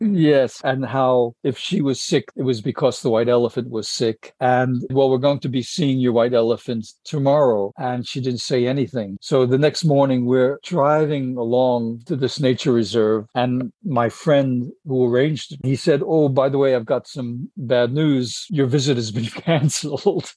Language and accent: English; United States; I said, America